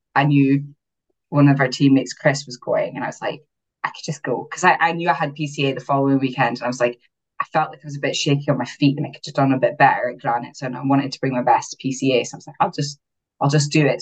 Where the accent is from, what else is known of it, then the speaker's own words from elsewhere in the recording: Aberdeen, Scotland, United Kingdom; First show was in Aberdeen, so my hometown